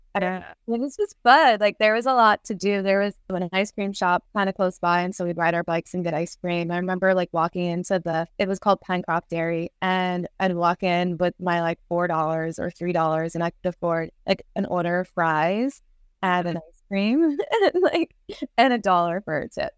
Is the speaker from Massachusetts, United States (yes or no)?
yes; Worcester, Massachusetts, United States; now in Bakersfield, United States; I grew up in Massachusetts, Worcester, Massachusetts